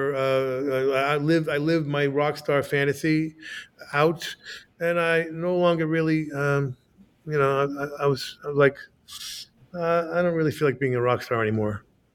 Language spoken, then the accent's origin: English; United States; also born or lived in New Jersey; I'm an American